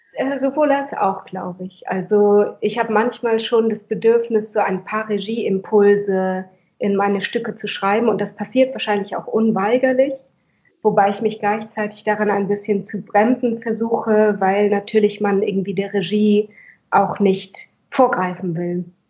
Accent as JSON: {"language": "German", "region": "Schleswig-Holstein", "country": "Germany", "tie": "born or raised there", "said": "Ich bin in Schleswig-Holstein aufgewachsen"}